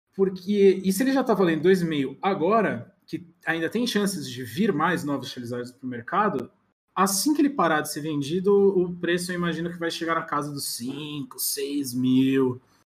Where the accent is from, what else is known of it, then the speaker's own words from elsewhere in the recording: Florianópolis, Santa Catarina, Brazil; moved away as an adult; also born or lived in Erechim, Rio Grande do Sul / São Paulo; now in Barueri, Brazil; eu nasci no Rio Grande do Sul, em Erechim, mas fiquei muito pouco tempo lá. Com dois anos, uh, meus com dois anos meus pais voltaram para São Paulo, que é todo mundo de São Paulo. Uhum. E aí, com quatro, meu pai decidiu ir para Floripa